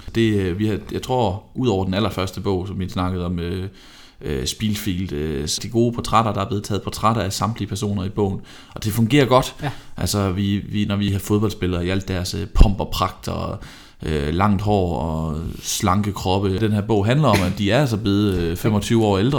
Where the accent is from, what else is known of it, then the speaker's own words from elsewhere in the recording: Vejle, Southern Denmark, Denmark; Jeg er fra Vejle